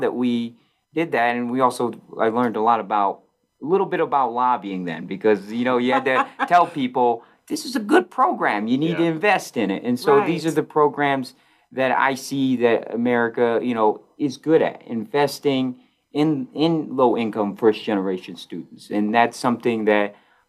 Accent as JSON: {"language": "English", "town": "Oneida", "region": "New York", "country": "United States", "tie": "born or raised there", "also_born_or_lived": "Brazil", "moved": "as an adult", "lives_now": "Colorado, United States", "said": "I grew up in Oneida, Syracuse and area."}